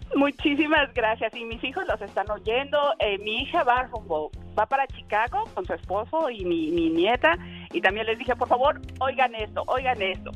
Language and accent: Spanish; Pachuca, Hidalgo, Mexico; now in Indianapolis, United States; somos de Hidalgo, de Pachuca Hidalgo.